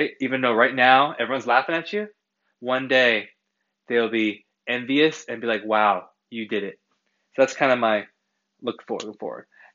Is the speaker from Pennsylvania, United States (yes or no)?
no; Massachusetts, United States; I'm an East Coaster, I am from Massachusetts